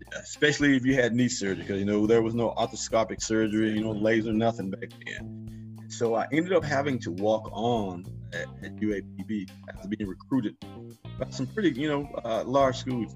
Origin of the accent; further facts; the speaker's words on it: Pine Bluff, Arkansas, United States; now in Champaign, United States; born and raised in Pine Bluff, Arkansas